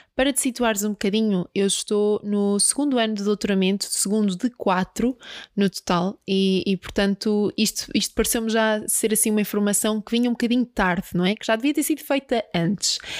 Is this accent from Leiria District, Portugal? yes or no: yes; Peniche, Leiria District, Portugal; moved away; eu sou de Peniche